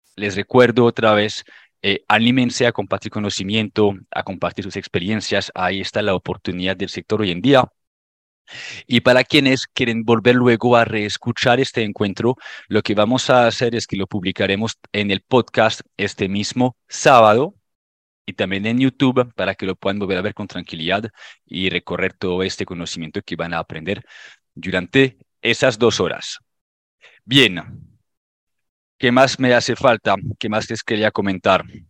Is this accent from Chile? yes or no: no; France; Spanish is a second language; moved away as an adult; now in Colombia; Yo soy francés, llevo en Colombia aproximadamente un poquito más de nueve años